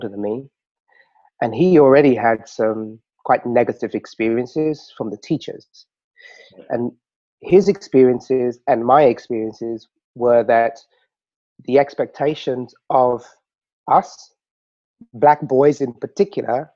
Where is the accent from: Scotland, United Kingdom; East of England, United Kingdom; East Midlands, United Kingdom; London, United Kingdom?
London, United Kingdom; I grew up in Southeast London, Lewisham.